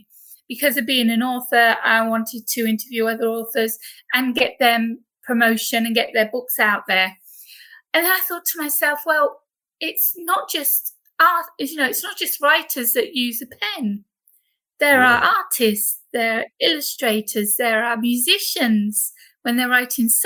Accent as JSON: {"language": "English", "country": "United Kingdom", "accent": "British", "moved": "yes", "lives_now": "Corfu, Greece", "said": "as you can tell by my accent, I am British. I live over on the island of Corfu in Greece"}